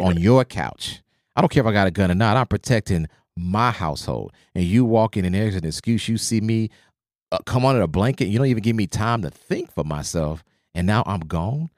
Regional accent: Oklahoma, United States; I grew up in Oklahoma

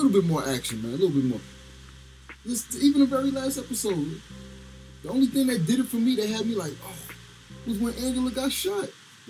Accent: New York City, New York, United States; I'm from Brooklyn, bro.

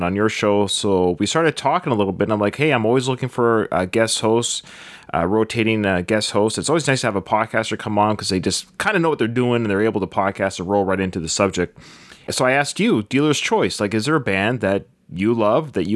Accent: Victoria, British Columbia, Canada; I'm from Victoria, born and raised in Victoria, British Columbia

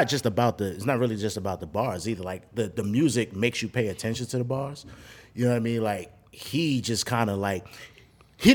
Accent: New York City, New York, United States; moved away; I'm from Brooklyn

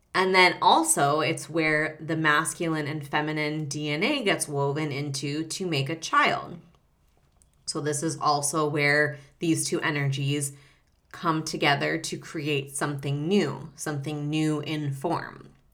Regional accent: Reno, Nevada, United States; I grew up in Reno, Nevada, so northern Nevada

